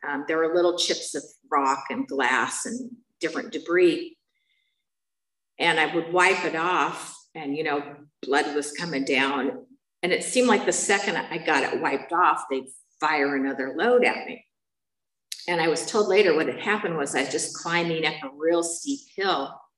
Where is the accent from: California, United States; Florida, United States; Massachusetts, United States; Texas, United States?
California, United States; San Bernardino; moved away; I'm from San Bernardino